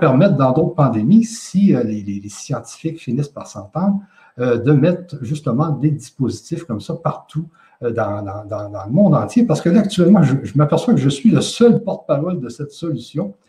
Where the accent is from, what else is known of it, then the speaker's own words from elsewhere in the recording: Quebec, Canada; je suis du Québec, tout simplement une personne comme les 8 millions d'habitants